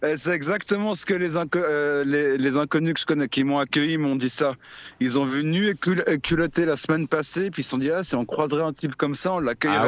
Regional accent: Lausanne, Vaud, Switzerland; je viens de Suisse, je viens de Lausanne.

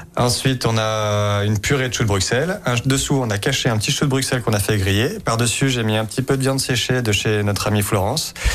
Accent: Lyon, Auvergne-Rhône-Alpes, France; Je suis lyonnaise

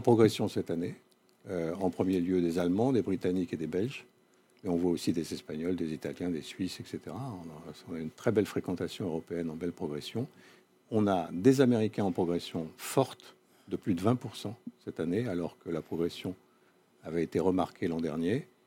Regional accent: Corsica, France; je suis corse moi-même

